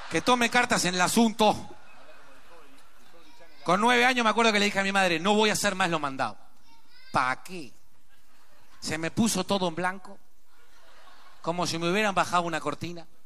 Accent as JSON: {"language": "Spanish", "country": "Uruguay", "said": "¿viste lo que somos los uruguayos, no?"}